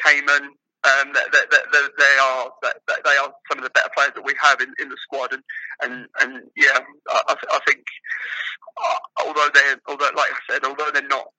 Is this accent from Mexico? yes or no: no; England, United Kingdom; I'm English myself